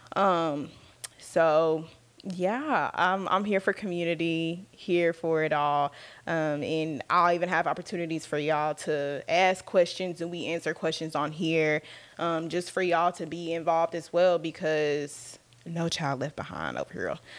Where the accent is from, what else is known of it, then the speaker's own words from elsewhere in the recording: Dallas, Texas, United States; I was born and raised in Dallas, Texas. Um, I've been out here my whole life.